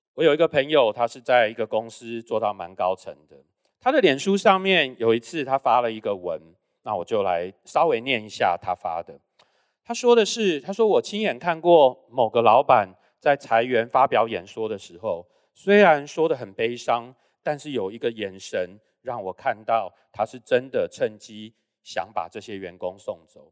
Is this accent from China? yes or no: no; Taiwan; 刚刚有介绍我是在台湾出生，那我小时候都是在台湾长大